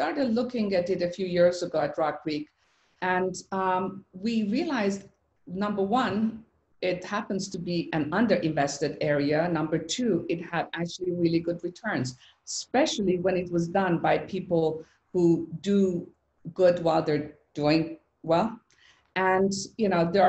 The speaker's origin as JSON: {"language": "English", "country": "Iran", "tie": "born or raised there", "moved": "yes", "said": "my childhood growing up in Iran"}